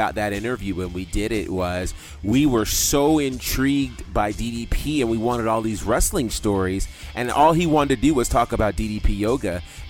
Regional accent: Northeast, United States; growing up in the Northeast

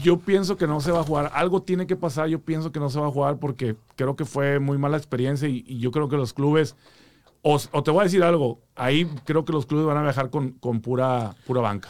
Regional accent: Monterrey, Nuevo León, Mexico; now in Houston, United States; De Monterrey, compadre

